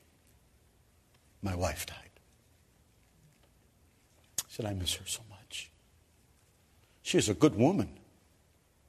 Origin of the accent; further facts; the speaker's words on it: Cleveland, Ohio, United States; moved away as an adult; now in Kenya; I came from Cleveland, Ohio